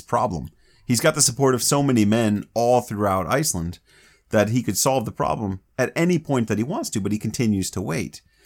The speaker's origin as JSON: {"language": "English", "region": "Florida", "country": "United States", "tie": "born or raised there", "said": "I grew up in Florida"}